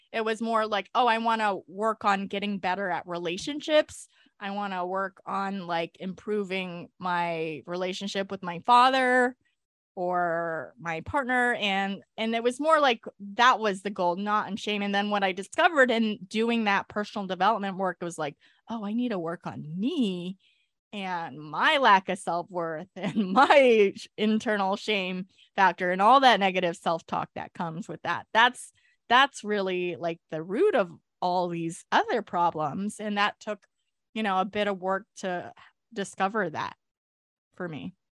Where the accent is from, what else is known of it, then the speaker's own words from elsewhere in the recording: California, United States; I was born in California